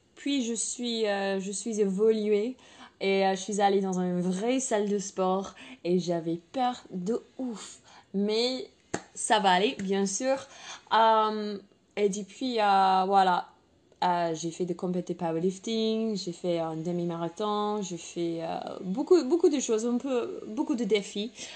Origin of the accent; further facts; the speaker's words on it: England, United Kingdom; French is a second language; moved away; je suis anglaise